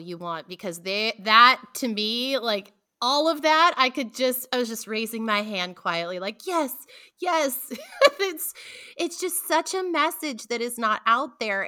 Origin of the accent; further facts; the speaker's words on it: Pacific Northwest, United States; I'm from the Pacific Northwest